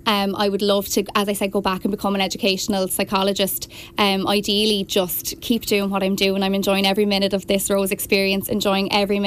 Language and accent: English; Killegney, Leinster, Ireland; also born or lived in Wexford Town; now in Wexford, Ireland; I'm originally from Killegney near Clonroe.